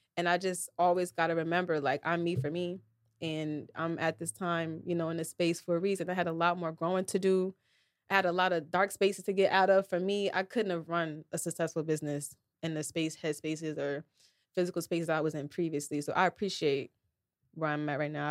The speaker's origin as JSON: {"language": "English", "region": "New Jersey", "country": "United States", "said": "I'm from Jersey, so we do a lot of club dances"}